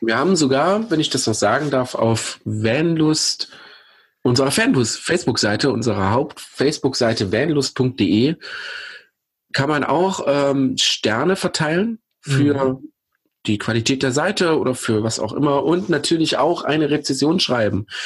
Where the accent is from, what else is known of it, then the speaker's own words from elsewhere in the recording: Pößneck, Thuringia, Germany; in meiner Heimatstadt Pösneck